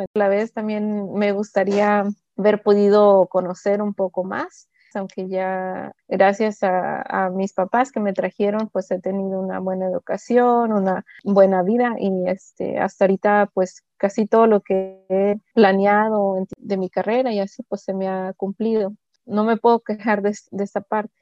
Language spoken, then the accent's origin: Spanish; Nahuatzen, Michoacán, Mexico; also born or lived in California, United States; now in Tacoma, United States; yo soy de Nahuatl